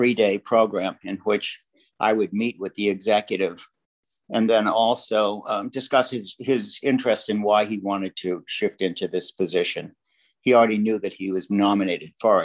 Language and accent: English; Boston, Massachusetts, United States; moved away as an adult; also born or lived in Vermont / Miami / New York; I grew up in Boston and very much enjoyed living in the home of the Red Sox